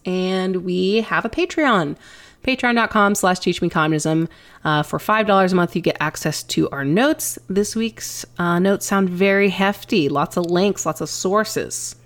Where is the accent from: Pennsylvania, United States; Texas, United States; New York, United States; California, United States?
Texas, United States; East; we grew up in East Texas